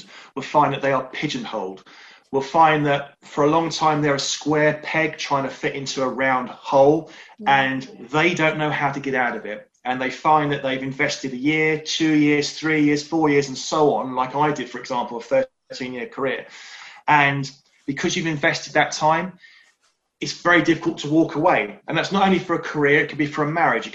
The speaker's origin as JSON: {"language": "English", "area": "Surrey", "region": "South East England", "country": "United Kingdom", "tie": "born or raised there", "said": "born and bred in Surrey, live in Cobham"}